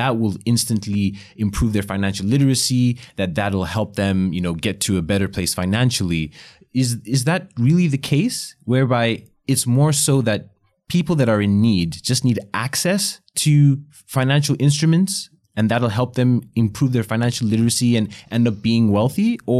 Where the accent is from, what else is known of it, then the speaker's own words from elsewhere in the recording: Botswana; I grew up in Botswana in Africa